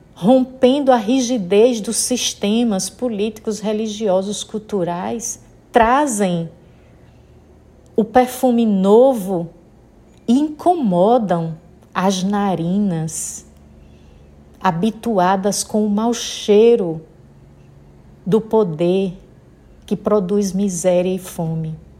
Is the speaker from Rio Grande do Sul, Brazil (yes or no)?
no; Sergipe, Brazil; accent: nordestina (Northeastern Brazilian); now in Maceió, Brazil; pelo meu sotaque percebe que sou nordestina. Falo aqui de Maceió, Alagoas. Sou sergipana, mas já vivendo aqui nas terras alagoanas há 28 anos.